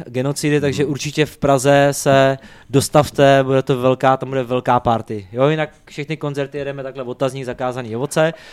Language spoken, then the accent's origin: Czech; near Nitra, Nitra Region, Slovakia; first language Slovak; Czech is a second language; now in Czech Republic; když jsem se narodil na Slovensku, kousek od Nitry, tak pro mě je to taková prostě domovina, eh, ty horký že slíže, prostě můj rodný jazyk